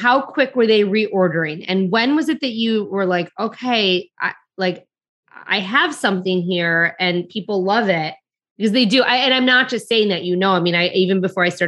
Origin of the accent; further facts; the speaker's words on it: Detroit, Michigan, United States; I grew up in Detroit